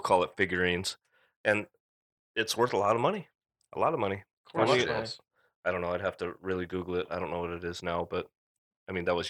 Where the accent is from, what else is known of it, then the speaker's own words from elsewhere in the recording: Tacoma, Washington, United States; I grew up in North Tacoma.